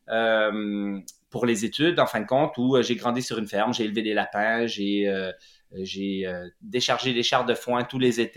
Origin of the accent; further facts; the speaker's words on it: Jura, Switzerland; born there; je suis né en Suisse, dans le Jura suisse, euh, de deux parents bohèmes, artistes et intellectuels.